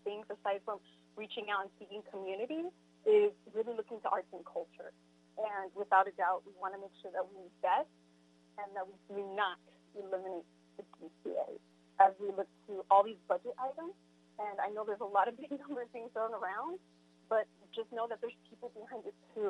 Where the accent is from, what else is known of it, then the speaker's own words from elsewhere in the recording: Los Angeles, California, United States; I was raised and rooted in Los Angeles